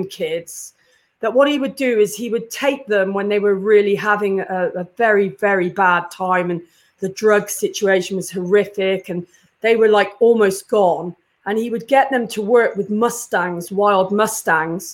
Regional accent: Cheltenham, South West England, United Kingdom; moved away as an adult; now in Canada; I am from Cheltenham, and yeah, that was my home where I was born

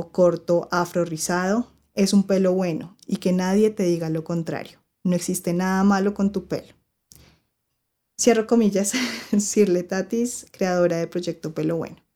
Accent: Cartagena, Bolívar, Colombia; Primero, yo soy cartagenera y aunque no lo crean, nadie me hablaba por negra

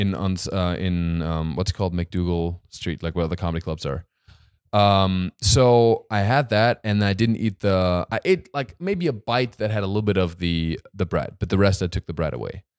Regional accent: Hochschwarzwald, Baden-Württemberg, Germany; moved away; in my hometown, in Eibisbach, Mochschwarzwald

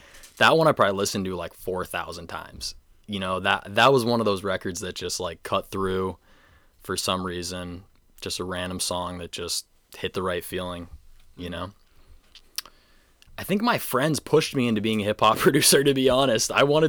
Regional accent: North Yarmouth, Maine, United States; I'm from North Yarmouth for sure.

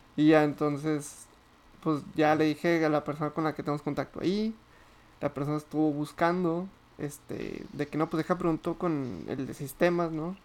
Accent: Torreón, Coahuila, Mexico; moved away as an adult; trabajo fuera de mi ciudad natal país natal

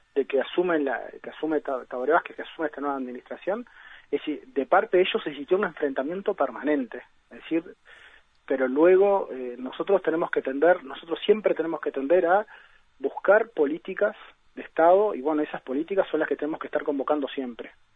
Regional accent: Uruguay; como sociedad uruguaya

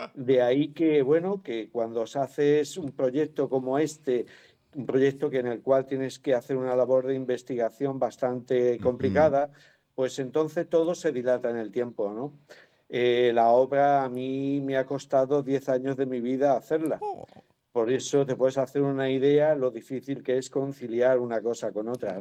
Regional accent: Málaga, Andalusia, Spain; yo soy malagueño

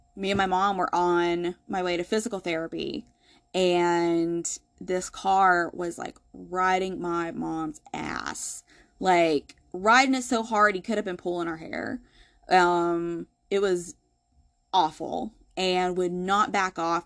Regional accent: Asheville, North Carolina, United States; growing up in Asheville

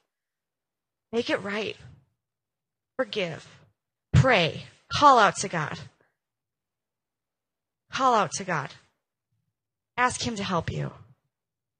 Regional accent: Minnesota, United States; I'm from Minnesota

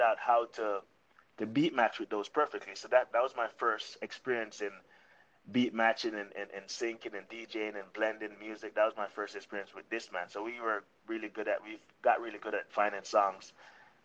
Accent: Ocho Rios, Saint Ann, Jamaica; moved away as an adult; now in Arizona, United States; I'm from Ochi Rios, Jamaica. Some people call it Ochi. Some people call it the country. Some people call it on the North Coast, but Ochi Rios, Jamaica, born and raised.

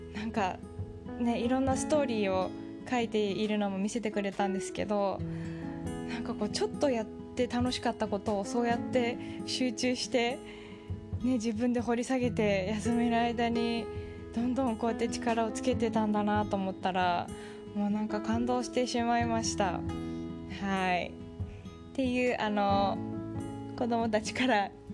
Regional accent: Japan; moved away as an adult; 日本人だけれども帰国子女

